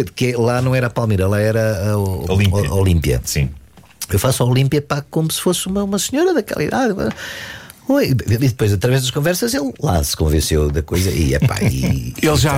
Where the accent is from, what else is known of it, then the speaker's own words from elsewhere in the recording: Dundo, Lunda Norte, Angola; Eu nasci em Angola, no Dundo, na Lunda